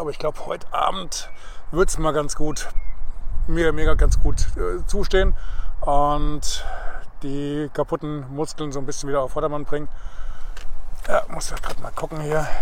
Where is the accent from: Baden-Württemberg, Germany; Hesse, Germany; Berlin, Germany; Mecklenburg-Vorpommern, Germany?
Hesse, Germany; Spessart and Vogelsberg; wie es hier bei uns im Spessart und im Vogelsberg sich so gehört